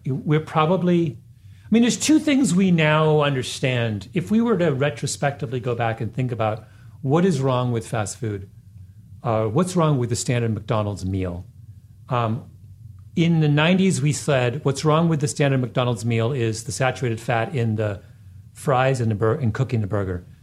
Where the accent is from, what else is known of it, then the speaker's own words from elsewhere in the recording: Canada; moved away as an adult; also born or lived in Washington, D.C.; when I was growing up in Canada